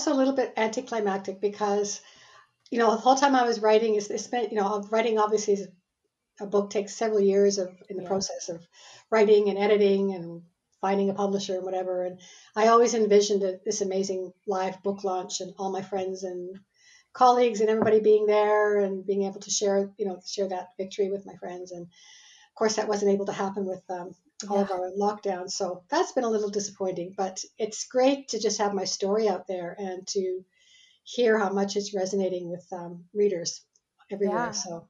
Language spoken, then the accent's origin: English; Canada; born there; And I live in Canada. I'm Canadian by birth, but I've lived in four continents and 16 cities around the world so far in my life.